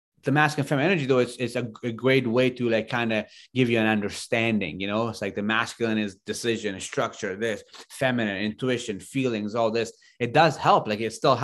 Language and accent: English; Afghanistan; moved away; I grew up in Afghanistan